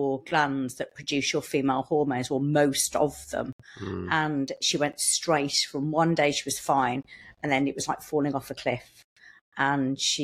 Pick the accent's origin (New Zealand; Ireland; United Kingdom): United Kingdom; I'm from Starport. Nice and local. Born and bred, yes, walked here today